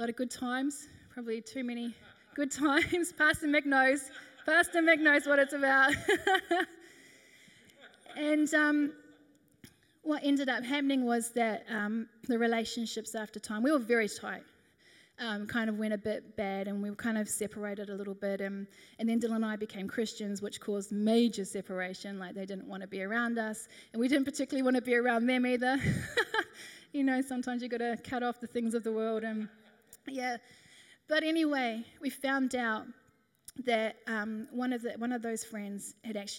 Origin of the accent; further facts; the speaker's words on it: New Zealand; moved away as an adult; now in Australia; We moved over from New Zealand. We were 18